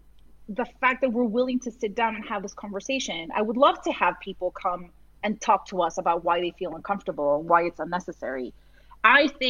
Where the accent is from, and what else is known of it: Massachusetts, United States; born or raised there